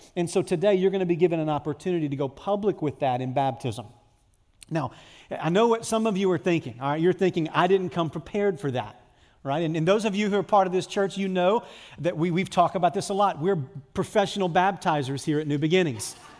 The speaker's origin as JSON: {"language": "English", "country": "United States", "said": "I'm an American, I live in a free country"}